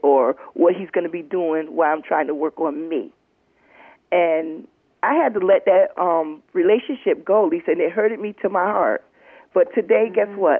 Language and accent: English; Middletown, United States; right here where I was born and raised. And that was Middletown